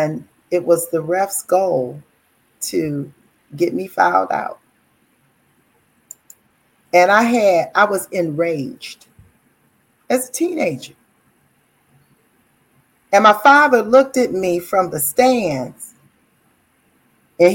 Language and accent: English; Detroit, Michigan, United States; growing up in Detroit